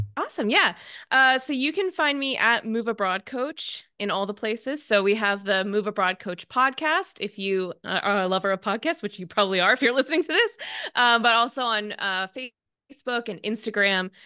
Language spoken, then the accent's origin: English; Seattle, Washington, United States; moved away as an adult; I'm from Seattle